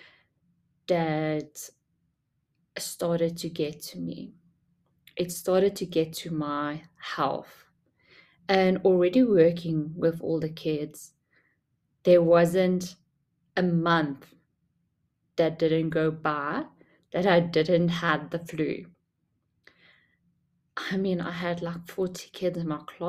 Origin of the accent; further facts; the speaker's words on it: South Africa; also born or lived in Durban; I didn't grow up in Durban. I grew up in Funabel and just moved a few years to Durban.